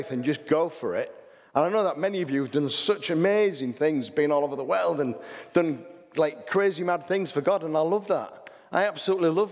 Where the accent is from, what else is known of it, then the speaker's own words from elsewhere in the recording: England, United Kingdom; I'm an English person.